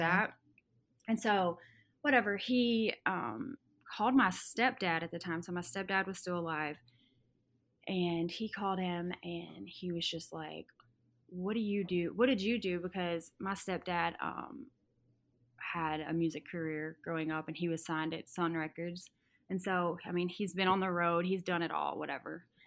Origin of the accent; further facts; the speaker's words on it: Arkansas, United States; moved away as an adult; now in Nashville, United States; I'm from Arkansas originally, and a s, really small town